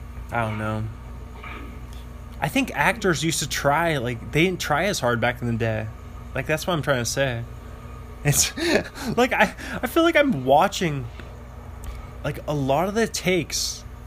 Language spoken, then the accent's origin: English; New York City, New York, United States; I was talking about New York City, growing up in New York City.